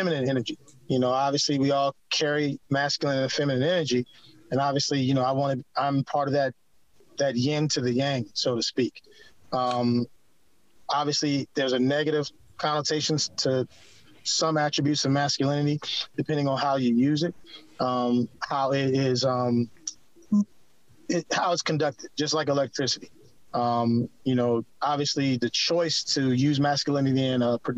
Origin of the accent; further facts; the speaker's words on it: Eastern North Carolina, United States; also born or lived in Washington, D.C. / Maryland; now in San Antonio, United States; I'm actually born and raised in Eastern North Carolina, like close to the beach